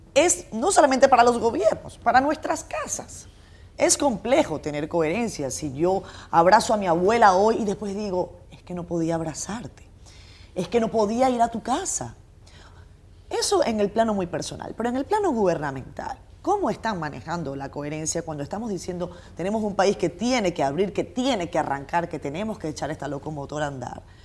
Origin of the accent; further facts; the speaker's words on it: Venezuela; now in Dominican Republic; yo nací en Venezuela en el año 85